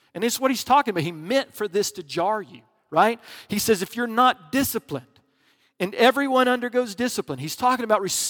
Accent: the South, United States; Because I grew up in the South.

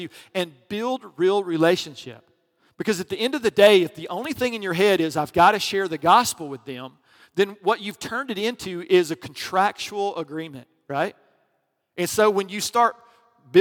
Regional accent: the South, United States; I grew up in the South

